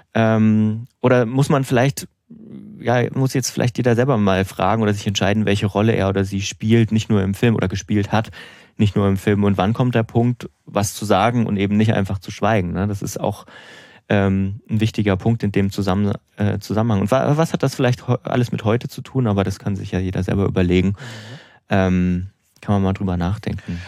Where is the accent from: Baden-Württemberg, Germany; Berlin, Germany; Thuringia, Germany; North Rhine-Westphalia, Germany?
Thuringia, Germany; Suhl; meiner Heimat